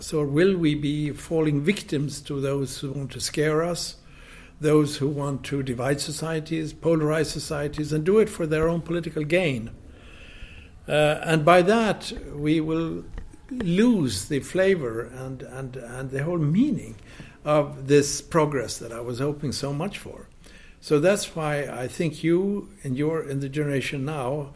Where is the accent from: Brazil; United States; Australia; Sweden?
Sweden